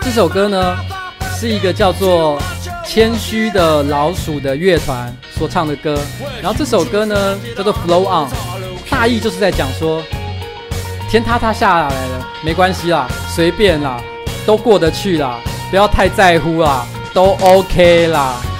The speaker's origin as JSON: {"language": "Chinese", "region": "Taoyuan", "country": "Taiwan", "said": "我其实不是台北人，我是桃园人"}